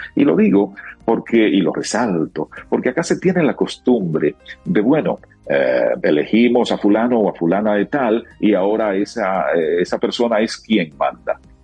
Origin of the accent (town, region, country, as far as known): Dominican Republic